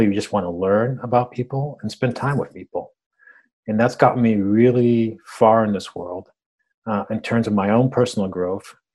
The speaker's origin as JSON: {"language": "English", "country": "United States", "tie": "born or raised there", "first_language": "Spanish", "second_language": "English", "said": "I was born in the States, but I didn't speak English"}